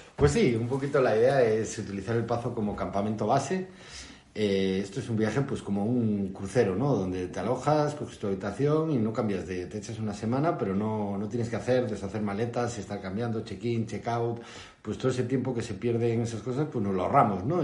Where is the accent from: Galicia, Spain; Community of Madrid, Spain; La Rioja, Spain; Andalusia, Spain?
Galicia, Spain; Lugo; moved away as an adult; also born or lived in Noya; now in Noia, Spain; llegamos a Noya hace seis años, somos de Lugo